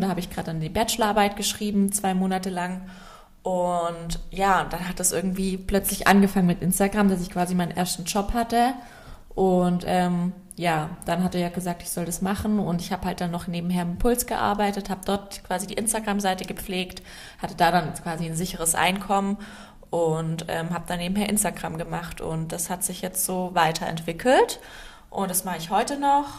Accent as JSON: {"language": "German", "town": "Inzigkofen", "region": "Baden-Württemberg", "country": "Germany", "tie": "born or raised there", "accent": "Swabian", "moved": "yes", "said": "aufgewachsen bin ich in Inzigkofen. Das ist ein mini, mini, mini Dorf ähm, in der Nähe von Sigmaringen. Ja, bei Albstadt-Ebingen, also aus der Schäbischen Alb. Das hört man bei, bei mir, glaube ich, ziemlich arg."}